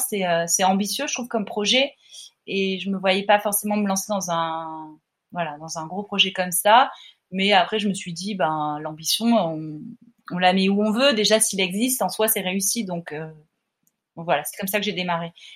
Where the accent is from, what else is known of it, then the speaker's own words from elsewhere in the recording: Montpellier, Occitania, France; now in Paris, France; je viens de Montpellier, je suis pas dans un environnement artistique